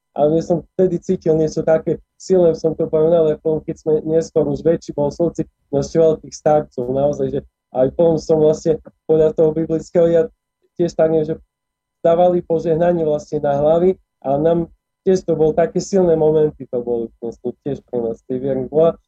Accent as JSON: {"language": "Slovak", "town": "Košice", "region": "Košice Region", "country": "Slovakia", "tie": "born or raised there", "also_born_or_lived": "Prešov", "said": "narodil som sa v Košiciach, vlastne 26 rokov, 26 a pol som žil v Košiciach, tam som vyrastal"}